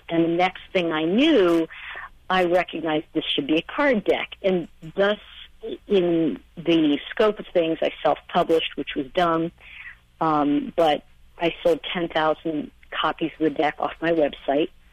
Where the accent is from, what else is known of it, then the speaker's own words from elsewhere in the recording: New York, United States; also born or lived in Los Angeles, California; now in Asheville, United States; I'm from New York originally, and I moved to Los Angeles, and I lived there for over 20 years